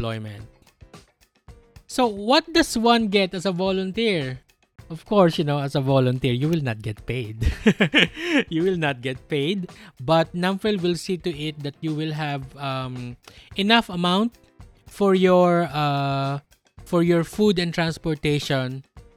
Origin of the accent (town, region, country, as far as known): Philippines